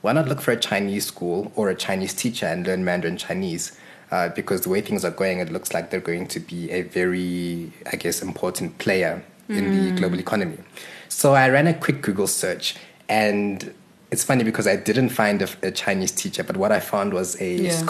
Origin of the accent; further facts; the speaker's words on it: Zimbabwe; moved away; also born or lived in Johannesburg, South Africa; So I am originally from Zimbabwe. I was born there. Mm-hmm. And my family relocated to Johannesburg in 1993.